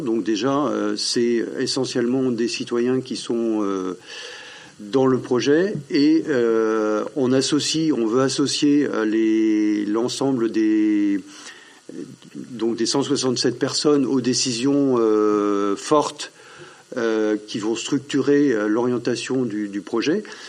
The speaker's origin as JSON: {"language": "French", "area": "Drouges", "region": "Brittany", "country": "France", "tie": "born or raised there", "said": "je suis originaire de Drou, je suis agriculteur en retraite"}